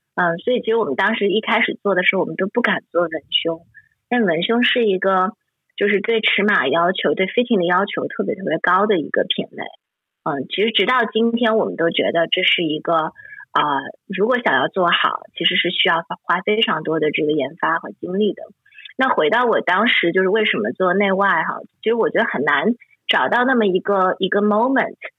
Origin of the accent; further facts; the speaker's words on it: Shanghai, China; moved away as an adult; also born or lived in Hong Kong / United States; 我是从从小生活在上海